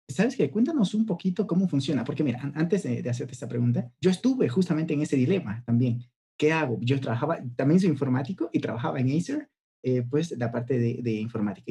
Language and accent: Spanish; Ecuador; yo soy de Ecuador, no soy de, de, de México